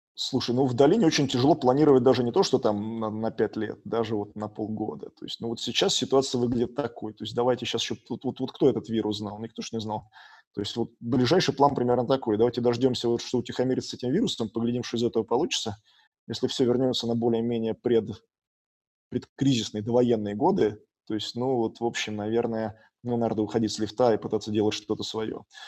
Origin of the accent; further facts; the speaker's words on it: Saint Petersburg, Russia; now in Silicon Valley, United States; я вырос в Питере